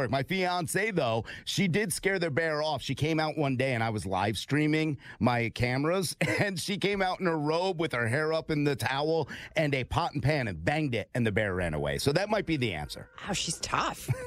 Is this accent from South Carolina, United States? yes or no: no; New Haven, Connecticut, United States; So I'm from New Haven